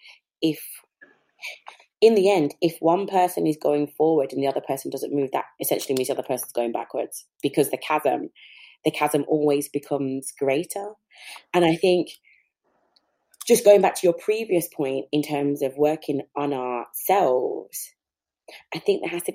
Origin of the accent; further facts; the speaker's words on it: England, United Kingdom; being born in England.